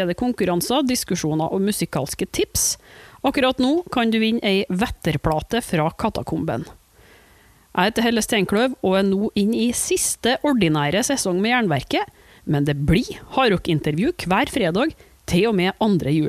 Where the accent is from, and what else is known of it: Trondheim, Trøndelag, Norway